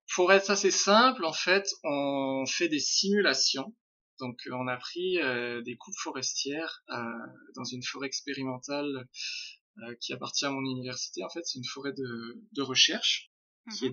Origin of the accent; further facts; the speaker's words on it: France; moved away as an adult; now in Quebec City, Canada; je suis français